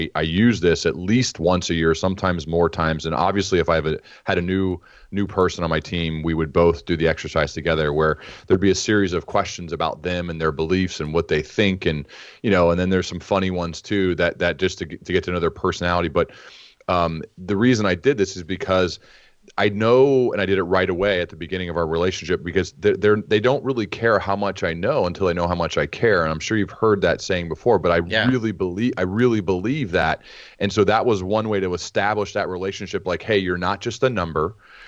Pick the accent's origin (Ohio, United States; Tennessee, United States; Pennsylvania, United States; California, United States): Ohio, United States; Dayton; I'm from Dayton, Ohio. That's where they had their bicycle shop, and that's where they started building their flying machine.